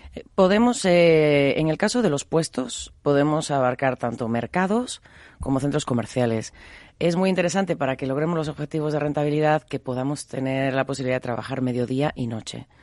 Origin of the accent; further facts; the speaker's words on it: Mexico; moved away; also born or lived in Galicia (family) / Buenos Aires; yo soy mexicana de nacimiento, de familia gallega, soy hija de la migración